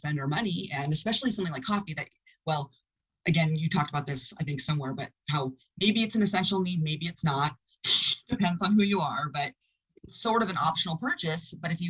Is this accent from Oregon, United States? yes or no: yes; Oregon, United States; we grew up even living in Oregon